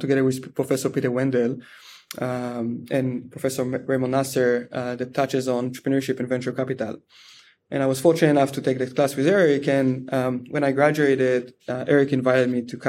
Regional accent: Israel; moved away as an adult; I grew up in Israel in a very small town

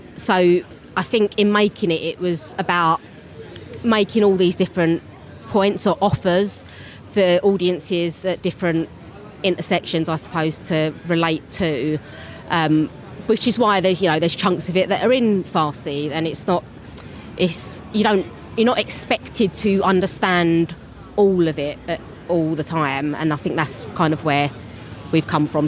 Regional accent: London, United Kingdom; accent: Cockney; I'm a Cockney

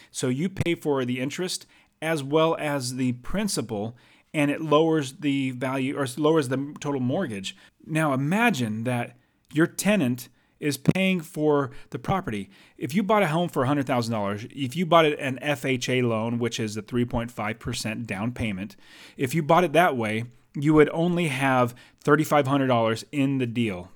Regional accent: United States; now in Arizona, United States; I'm an American, and I live in America, um, actually in Arizona

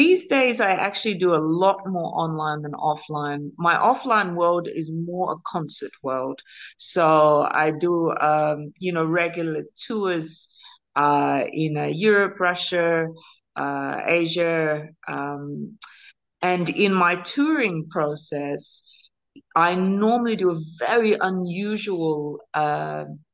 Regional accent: Australia; moved away as an adult; By blood, I'm an Australian mix, Celtic roots, Australian born.

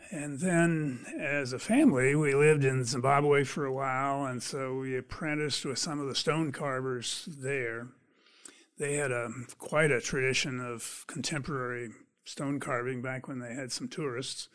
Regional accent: Pennsylvania, United States; moved away as an adult; also born or lived in California; I grew up in Pennsylvania.

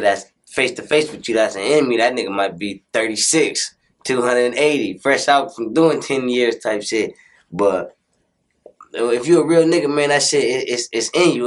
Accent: Compton, California, United States; I'm from Chester Avenue

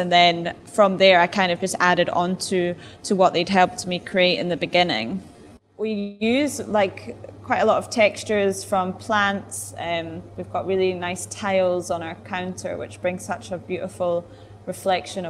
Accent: Edinburgh, Scotland, United Kingdom; moved away as an adult; now in Durban, South Africa; I was just in Edinburgh, my hometown

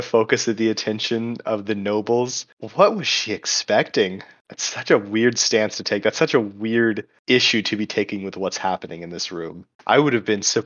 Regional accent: the South, United States; speaking as somebody from the South

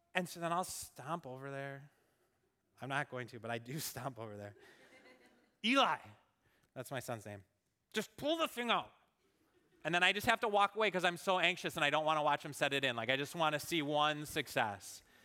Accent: Minnesota, United States; I grew up in Minnesota

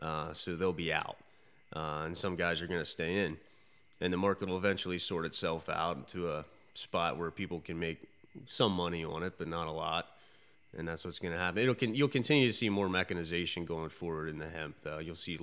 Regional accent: Conestoga, Pennsylvania, United States; So I grew up in Conestoga. I went to Penn Manor High School and studied agriculture there

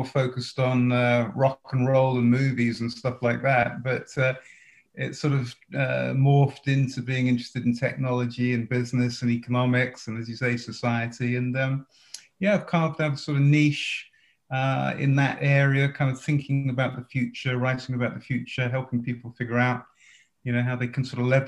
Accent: Watford, East of England, United Kingdom; moved away as an adult; also born or lived in Manchester; now in United States; I grew up in just outside of London, Watford, if people know that part of the world

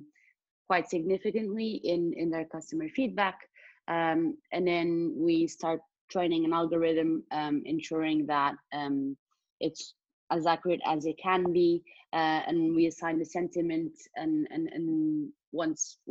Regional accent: Portugal; moved away as an adult; now in London, United Kingdom; I come from Portugal, which is where I'm in right now due to the pandemic

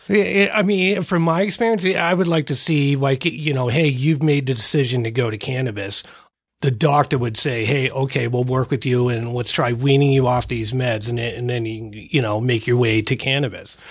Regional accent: Northeast, United States; now in Colorado, United States; I'm from the Northeast.

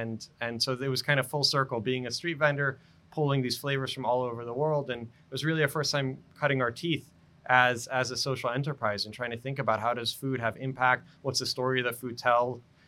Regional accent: Baltimore, Maryland, United States; also born or lived in Israel; I was born in Israel, grew up, you know, there, then moved to Baltimore when I was a little kid.

